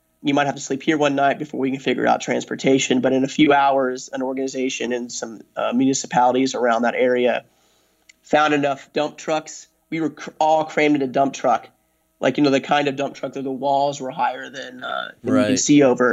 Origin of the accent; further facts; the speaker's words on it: United States; I'm an American